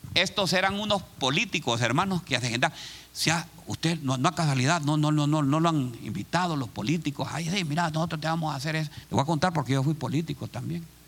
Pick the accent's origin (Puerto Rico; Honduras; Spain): Honduras; moved away as an adult; now in Columbus, United States; hay una persona en mi país, se llama, hay un lugar que se llama La Lima.